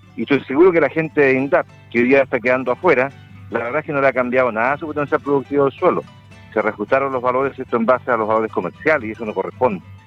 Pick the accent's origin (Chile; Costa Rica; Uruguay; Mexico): Chile